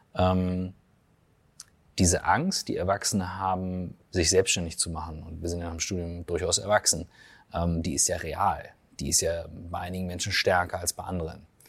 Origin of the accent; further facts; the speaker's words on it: Germany; ich als Deutscher aufwachse